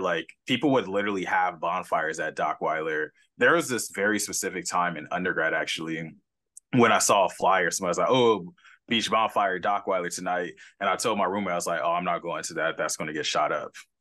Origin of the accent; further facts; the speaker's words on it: Los Angeles, California, United States; now in San Diego, United States; growing up in California